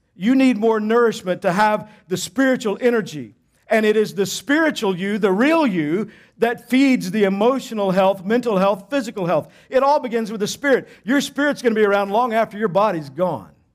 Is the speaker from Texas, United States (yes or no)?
yes; Texas, United States; I grew up in Texas